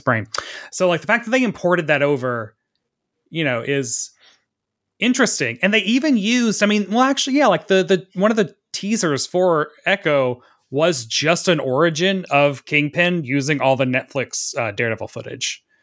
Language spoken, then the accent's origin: English; Tennessee, United States; growing up in the South in fucking Tennessee